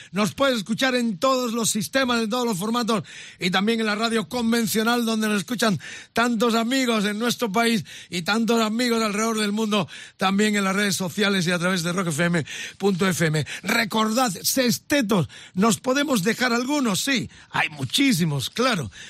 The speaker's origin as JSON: {"language": "Spanish", "town": "Huelva", "region": "Andalusia", "country": "Spain", "said": "Yo soy, yo soy uno de Huelva."}